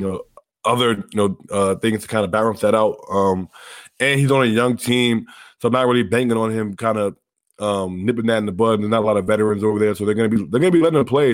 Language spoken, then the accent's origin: English; Silver Spring, Maryland, United States; I'm from right outside Washington, D C, the, the M-, Montgomery County area, Silver Spring, Maryland.